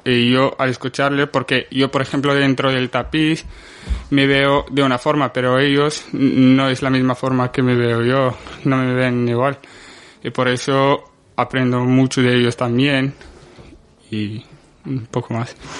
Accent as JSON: {"language": "Spanish", "country": "Morocco", "tie": "born or raised there", "moved": "as an adult", "lives_now": "Spain"}